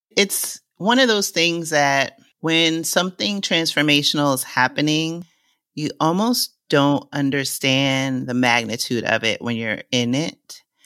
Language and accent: English; New York City, New York, United States; moved away as an adult; now in Lisbon, Portugal; since I was a little girl growing up in Co-op City in the Bronx